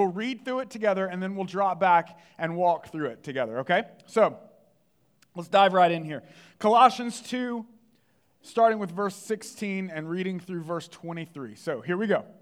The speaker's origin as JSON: {"language": "English", "area": "the Bible Belt", "region": "the South", "country": "United States", "tie": "born or raised there", "said": "I grew up in the Bible Belt"}